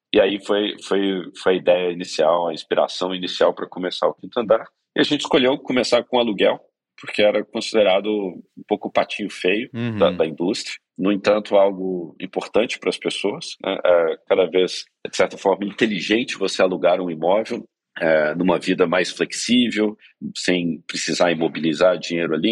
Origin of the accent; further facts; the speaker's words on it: Belo Horizonte, Minas Gerais, Brazil; moved away as an adult; now in São Paulo, Brazil; cresci em Belo Horizonte. Nos últimos 15 anos aí moro em São Paulo.